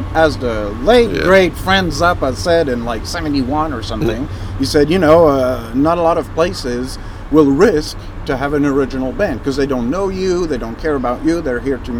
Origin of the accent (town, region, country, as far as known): France; English is a second language